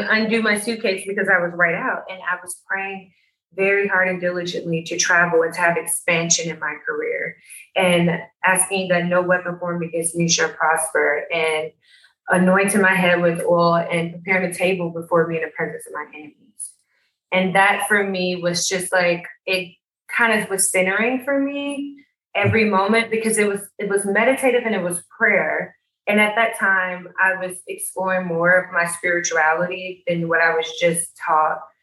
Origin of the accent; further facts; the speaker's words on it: Atlanta, Georgia, United States; being African American from Atlanta and educated in fashion world